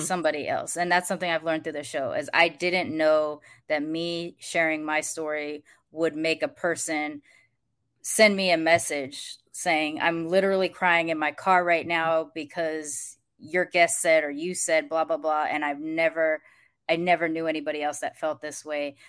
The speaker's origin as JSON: {"language": "English", "country": "United States", "tie": "born or raised there", "said": "growing up in America"}